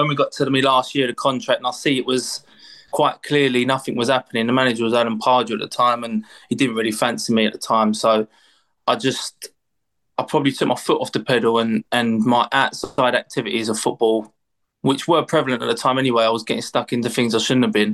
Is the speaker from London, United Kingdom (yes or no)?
yes; London, United Kingdom; I'm from East London. I lived literally 5 minute walk from Upton Park. That's where I'm brought up, grew up